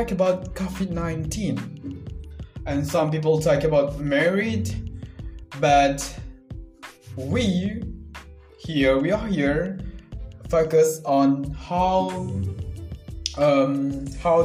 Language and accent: English; Central Lombok, West Nusa Tenggara, Indonesia; I'm 20 years old and I'm from Central Lombok.